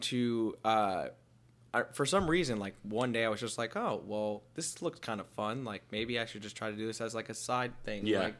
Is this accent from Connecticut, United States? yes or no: yes; Connecticut, United States; So, well, I'm originally from Connecticut. I wasn't born here.